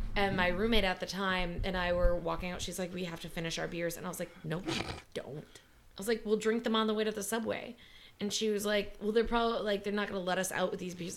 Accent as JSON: {"language": "English", "region": "Wisconsin", "country": "United States", "said": "in Wisconsin where we have deer hunting season"}